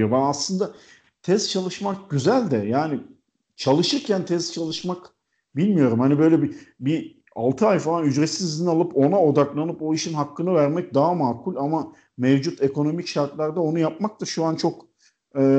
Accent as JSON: {"language": "Turkish", "region": "İzmir", "country": "Turkey", "lives_now": "Istanbul, Turkey", "said": "Ee, İzmirliyim, İstanbul'da yaşıyorum."}